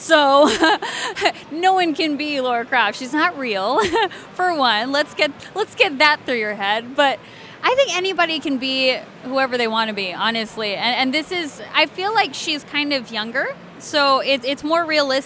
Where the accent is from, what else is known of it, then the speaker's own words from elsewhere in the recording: Alabama, United States; accent: southern; I grew up in Alabama, so I know southern.